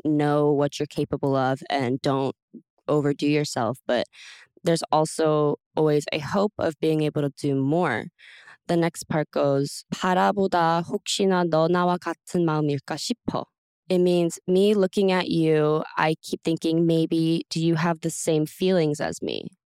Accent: Texas, United States; I'm from Texas, when you drive anywhere, there's cows.

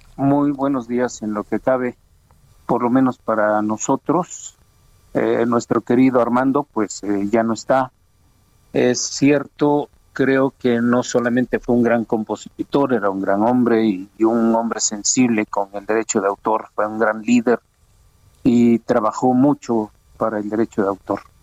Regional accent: Oaxaca, Mexico; Oaxaca, a mi tierra

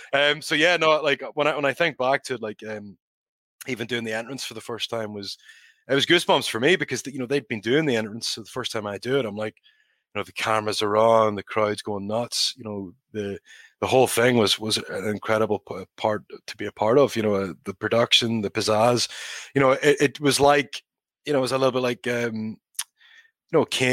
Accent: Ireland; EY was Canadian, Wolf's German, Nikki Scottish, and you know, I'm Irish.

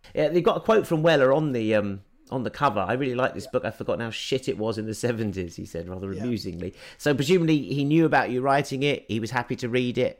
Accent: London, United Kingdom; I grew up Jewish in Northwest London

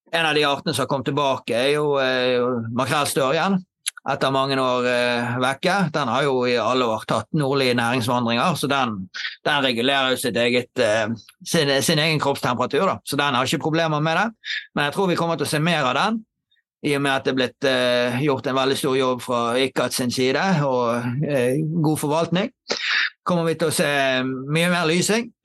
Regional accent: Eastern Norway, Norway; now in Bergen, Norway; Nei, jeg er {S0} østlending.

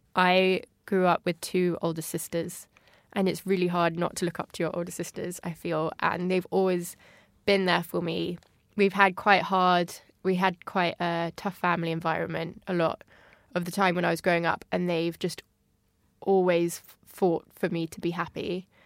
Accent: Paris, Île-de-France, France; moved away as an adult; also born or lived in Kent, England; now in London, United Kingdom; I moved out of Kent uh, with my family when I was about six and a half. And my family actually moved to France, to Paris

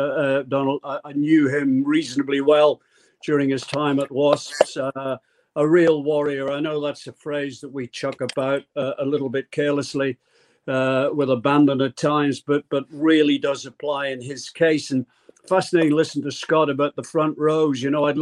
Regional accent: Derry, Northern Ireland, United Kingdom; born or raised there

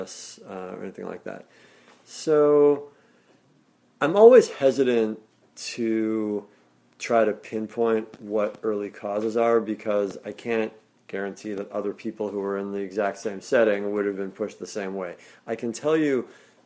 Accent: Chicago, Illinois, United States; I grew up here in the Hyde Park neighborhood, four blocks from where we're sitting right now

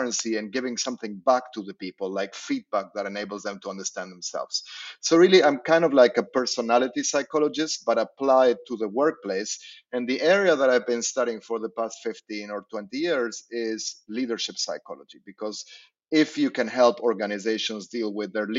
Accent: Argentina; I grew up in Argentina

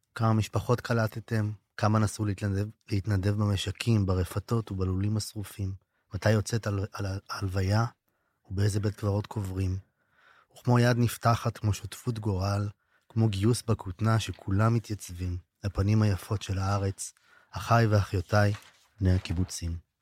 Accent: Israel; אני מקיבוץ אחר או מאזור אחר

